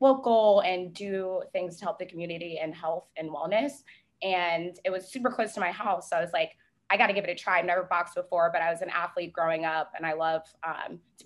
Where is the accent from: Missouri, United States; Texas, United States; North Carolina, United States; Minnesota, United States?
North Carolina, United States; Charlotte; moved away as an adult; now in Charleston, United States; I was actually born here. There's a few of us left, but I grew up in Charlotte, North Carolina